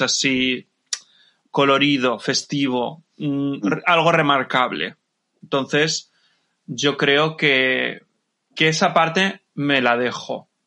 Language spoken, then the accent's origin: Spanish; Levante, Valencian Community, Spain; Yo soy de Levante, entonces mis discotecas pues eran lo que era eh, la zona de Alicante, Murcia y puntualmente Valencia